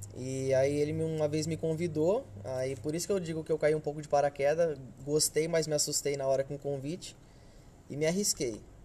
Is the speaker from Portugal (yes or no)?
no; Hortolândia, São Paulo, Brazil; Sou de Hortolândia